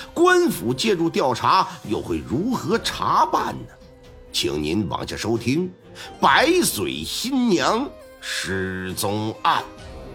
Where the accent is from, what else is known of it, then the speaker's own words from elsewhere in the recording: Northeast China, China; 我们东北这边有讲究